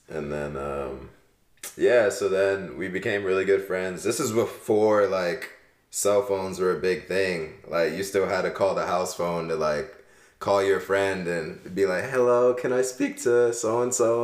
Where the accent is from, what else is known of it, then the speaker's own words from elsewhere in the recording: Maryland, United States; also born or lived in California / New Jersey / New York; born in Cali, moved around to New Jersey, New York area for a little bit, and then moved to Maryland when I was seven